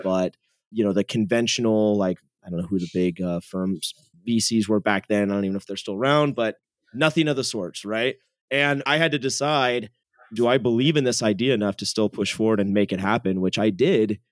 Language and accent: English; San Jose, California, United States; Born and raised in San Jose, California. So, Silicon Valley kid.